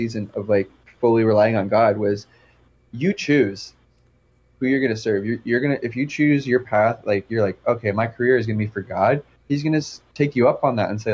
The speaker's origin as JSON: {"language": "English", "region": "New Jersey", "country": "United States", "moved": "yes", "said": "I'm from New Jersey"}